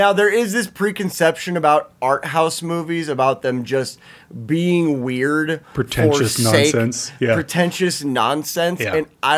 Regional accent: United States; We're American.

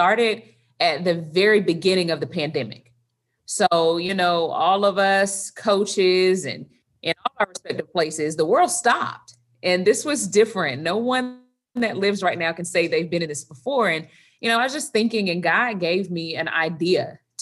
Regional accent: Tallahassee, Florida, United States; also born or lived in Midway, Florida; I am from Tallahassee, Florida

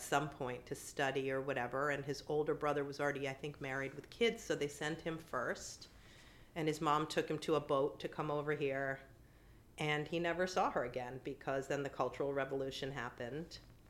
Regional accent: New York City, New York, United States; My mom is from Sweden. My dad was from China. I grew up in New York City. I lived here my entire life except for when I was in college.

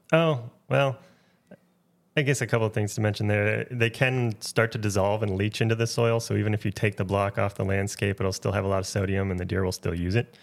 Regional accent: Wisconsin, United States; also born or lived in Minnesota / Nebraska; now in Maine, United States; I grew up hunting in Wisconsin.

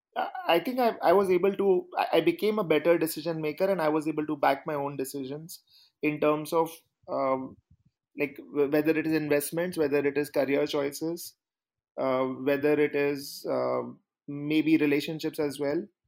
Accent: India; I grew up in India

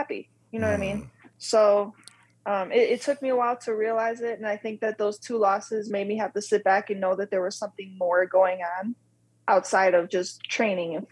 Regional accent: Wisconsin, United States; moved away as an adult; also born or lived in North Carolina / Southern Illinois; I was born and raised in Wisconsin, went to school in North Carolina, Southern Illinois

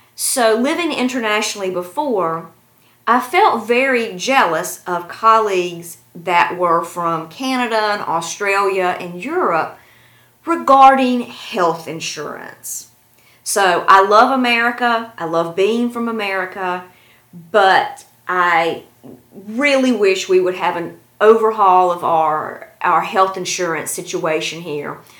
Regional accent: North Carolina, United States; moved away as an adult; also born or lived in China; now in Tashkent, Uzbekistan; my hometown in North Carolina

